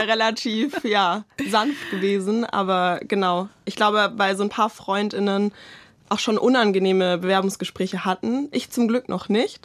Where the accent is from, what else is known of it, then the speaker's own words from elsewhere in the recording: Swabia, Germany; als Schwäbin